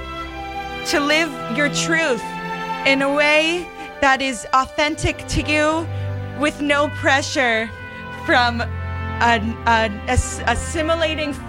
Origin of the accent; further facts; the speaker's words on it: Canada; now in United States; growing up in Canada, we always feel like the little brother to the superpower next door